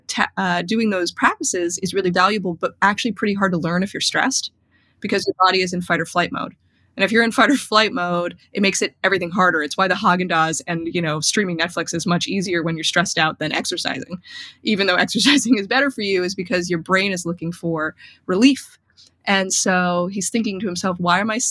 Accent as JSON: {"language": "English", "region": "New York", "country": "United States", "said": "I'm from New York"}